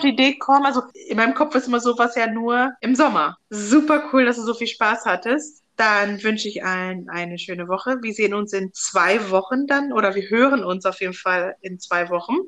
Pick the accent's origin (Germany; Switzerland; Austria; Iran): Germany; ich bin in Deutschland aufgewachsen, bin seit 95 hier